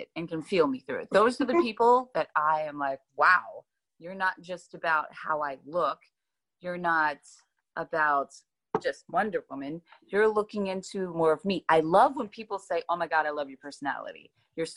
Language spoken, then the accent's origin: English; Youngstown, Ohio, United States; I grew up poor in Youngstown, Ohio.